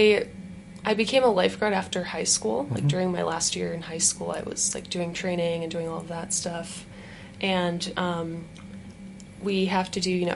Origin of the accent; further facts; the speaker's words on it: Los Angeles, California, United States; moved away as an adult; also born or lived in Ukraine; now in Utah, United States; I grew up in the LA area, kind of moved around a little bit, but grew up there, went to college there, and then moved to Utah